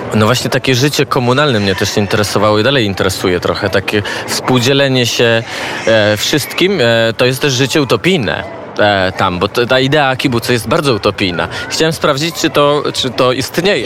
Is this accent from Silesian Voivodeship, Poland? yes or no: yes; Częstochowa, Silesian Voivodeship, Poland; moved away as an adult; also born or lived in Kraków / Israel; now in Lublin, Poland; Pochodzę z Częstochowy, a mieszkam od czterech lat w Lublinie